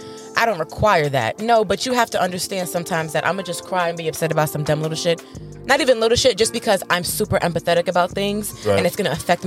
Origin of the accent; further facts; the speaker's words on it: New York, United States; I'm from New York. So we have a different lifestyle growing up in New York.